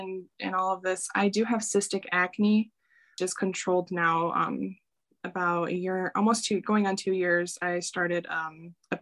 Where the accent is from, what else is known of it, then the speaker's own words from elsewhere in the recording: Chicago, Illinois, United States; I'm from Chicago.